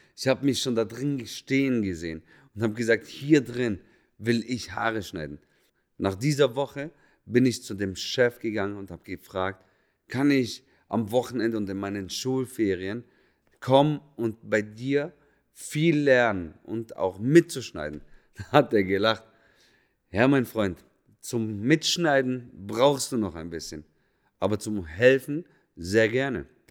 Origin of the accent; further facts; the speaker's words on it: Lebanon; moved away; ich bin Araber, komme ursprünglich aus dem Libanon